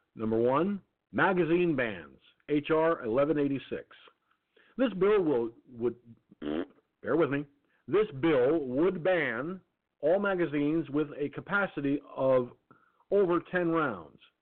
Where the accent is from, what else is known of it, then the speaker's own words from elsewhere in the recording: United States; I'm an American citizen. I was born, raised, and crazed in this country